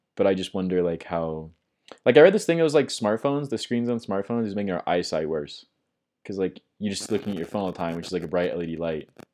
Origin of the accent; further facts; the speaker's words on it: Midwest, United States; I'm from the Midwest, so we had, like, Sears